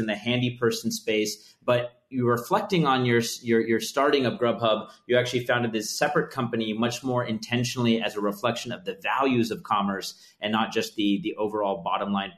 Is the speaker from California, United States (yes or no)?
yes; the Bay Area, California, United States; As a kid growing up in the Bay Area